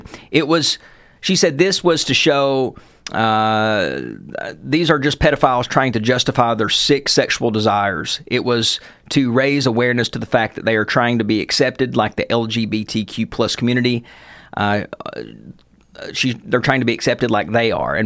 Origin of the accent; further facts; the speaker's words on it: Knott County, Kentucky, United States; also born or lived in Letcher County, Kentucky; where we grew up in Knott County